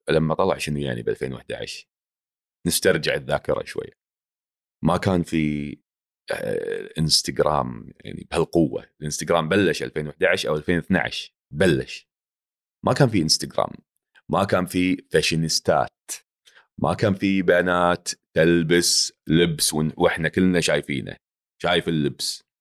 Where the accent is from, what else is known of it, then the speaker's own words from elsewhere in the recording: Palestine; now in Kuwait; وبتكلم فلسطيني باللايف وبفتح بالانستغرام وبحكي مع الناس زلماوي عشان يفهموا انه انا فلسطيني يعني فيش حدا بيعرف انه انا يعني بس هاي لهجه الكويت خلاص انت تعودت وقاعد هون بتحكي مع الناس حتى بالبيت تتكلم كويتي